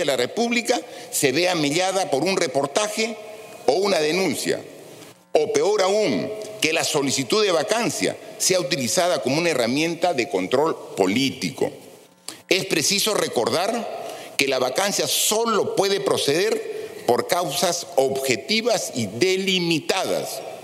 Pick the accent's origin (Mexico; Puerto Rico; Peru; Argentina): Peru; como cualquier peruano